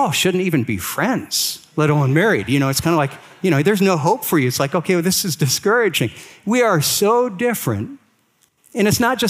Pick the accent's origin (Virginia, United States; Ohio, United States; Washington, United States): Ohio, United States; Akron; I was raised here in Akron, Ohio